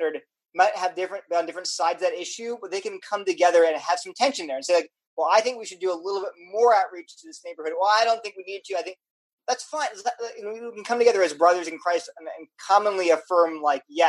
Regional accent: Wilmington, Delaware, United States; I grew up in Delaware

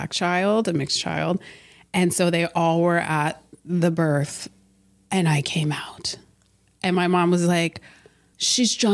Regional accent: Herrin, Illinois, United States; Um, so I was born in Herrin, Illinois, super tiny town on technically the white side of town.

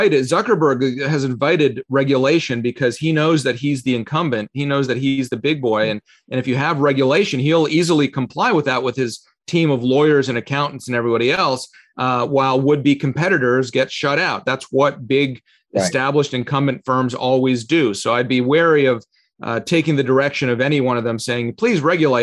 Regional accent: Canada; also born or lived in Russia; now in Falls Church, United States; I was born in Russia. We immigrated to Canada when I was little, and then I came to the U.S. I'm one of the few people you'll meet who's naturalized twice in his life.

